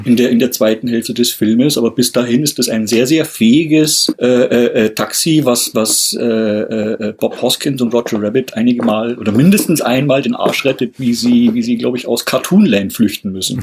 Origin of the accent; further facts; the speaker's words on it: Germany; bei uns in Deutschland